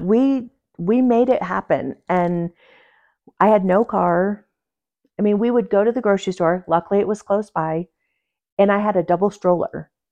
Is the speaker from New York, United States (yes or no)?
yes; Port Jervis, New York, United States; moved away as an adult; also born or lived in Pueblo, Colorado / Durango, Colorado; now in Colorado, United States; I was born and raised in New York